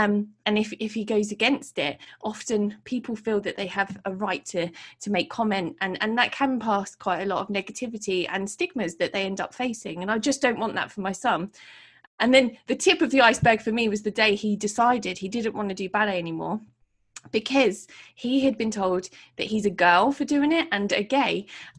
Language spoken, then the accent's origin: English; Portsmouth, South East England, United Kingdom; I put it out there in my city, which is my hometown in Portsmouth